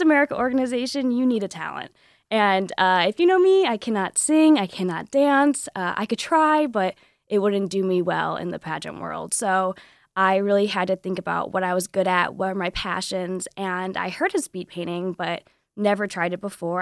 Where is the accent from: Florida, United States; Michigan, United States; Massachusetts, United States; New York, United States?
Michigan, United States; Southwest; I'm from Southwest Michigan